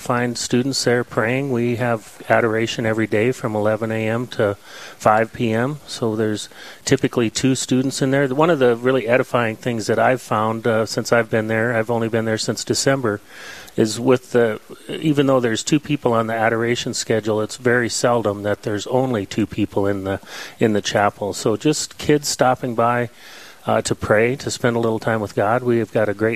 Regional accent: Hot Springs, South Dakota, United States; now in Rapid City, United States; I'm a native of Hot Springs, South Dakota, born in Rapid City

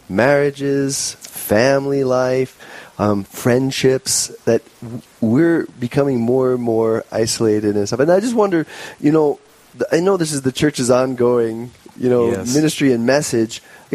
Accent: New York, United States; now in South Dakota, United States; I'm a New Yorker by birth

